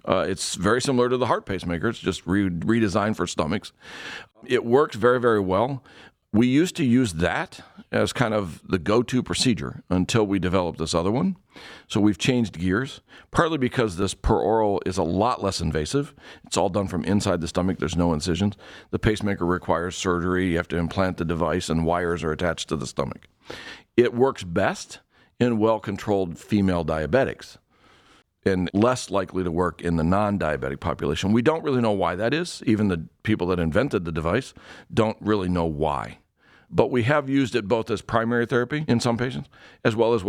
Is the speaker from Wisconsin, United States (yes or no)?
no; Ohio, United States; I was born and raised in Ohio. I lived all over the state, and you get all four seasons.